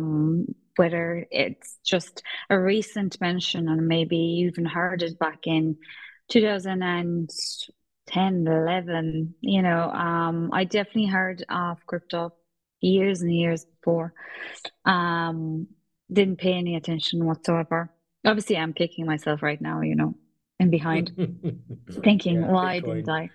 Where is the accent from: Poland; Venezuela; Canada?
Poland; now in Ireland; Polish. And we moved here